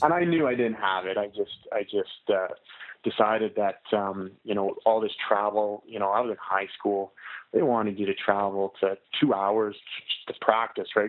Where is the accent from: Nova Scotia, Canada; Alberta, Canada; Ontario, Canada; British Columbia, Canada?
Alberta, Canada; Canmore; I'm from Canada. I'm from uh, a small town called Canmore. It's in Alberta.